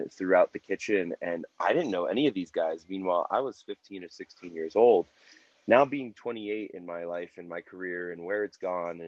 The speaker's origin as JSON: {"language": "English", "region": "New Jersey", "country": "United States", "moved": "yes", "lives_now": "Denver, United States", "said": "I'm originally from New Jersey, but I reside in Denver, Colorado"}